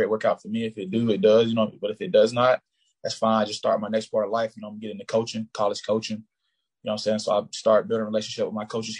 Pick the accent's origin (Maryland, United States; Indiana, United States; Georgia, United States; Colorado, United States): Georgia, United States; Bowdon; moved away as an adult; I'm from Bowden, Georgia, man. It's a small town. I graduated with like 63 people, I want to say. Right then, we have like three red lights in our hometown.